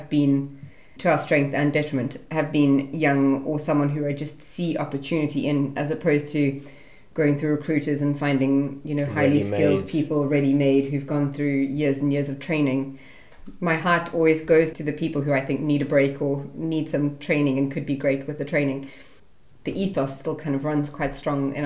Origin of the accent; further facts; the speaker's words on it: South Africa; also born or lived in Australia / United Kingdom; I'm South African.